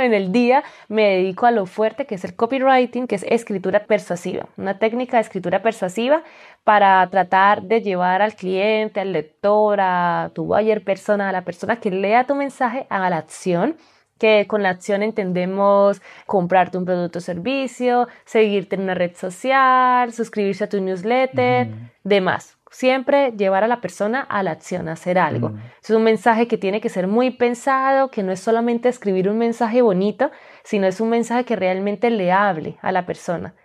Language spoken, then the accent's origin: Spanish; Colombia; moved away as an adult; also born or lived in Spain; now in Malta; soy colombiana, los colombianos me entienden que necesitamos visa para todo